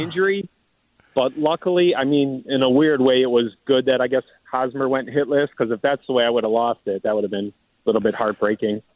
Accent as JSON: {"language": "English", "town": "Cleveland", "region": "Ohio", "country": "United States", "said": "we're from Cleveland"}